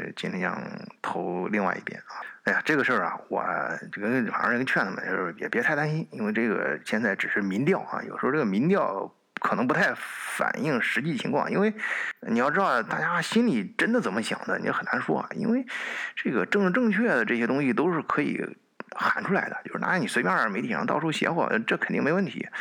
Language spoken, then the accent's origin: Chinese; China; now in Germany; 我们中国人一般比较理性啊